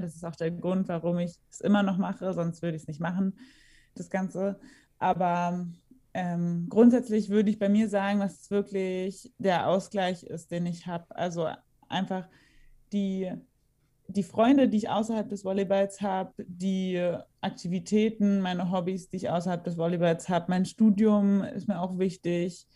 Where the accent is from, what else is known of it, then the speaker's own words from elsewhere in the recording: Berlin, Germany; ich bin ja auch in Berlin geboren, meine Eltern hatten ja auch eine Wohnung in Berlin und ich bin dann einfach immer zur Schule gefahren